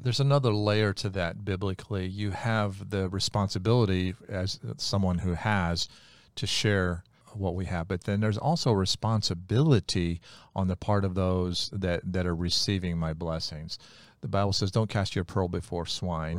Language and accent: English; United States; I was born in America, not Bolivia